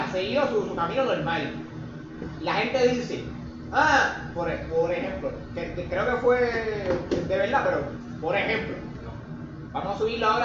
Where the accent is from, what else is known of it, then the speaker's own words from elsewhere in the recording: Puerto Rico; yo como boricua quiero vivir aquí, quiero tener mi Netflix, mi Amazon, mi par de mierda, que eso viene, eso viene del capitalismo de Estados Unidos, de colonias